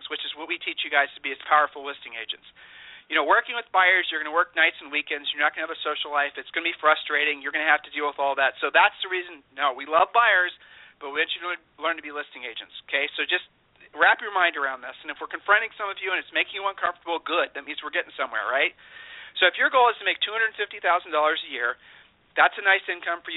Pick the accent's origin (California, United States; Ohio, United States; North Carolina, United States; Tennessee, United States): Ohio, United States; I'm from Ohio, and by the very nature, we're not braggarts.